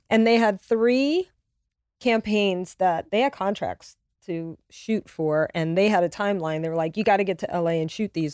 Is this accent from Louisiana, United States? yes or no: yes; Louisiana, United States; also born or lived in Connecticut; now in Los Angeles, United States; I'm from Louisiana